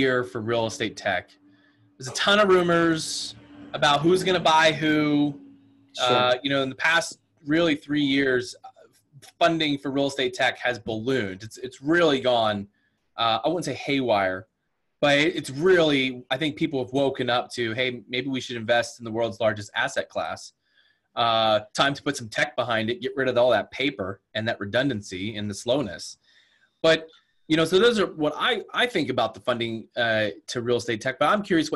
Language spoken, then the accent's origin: English; Pennsylvania, United States; now in Washington, United States; Pennsylvania's my home state